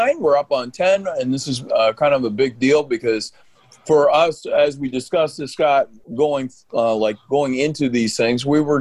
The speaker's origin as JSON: {"language": "English", "region": "New Brunswick", "country": "Canada", "tie": "born or raised there", "said": "I was born in New Brunswick."}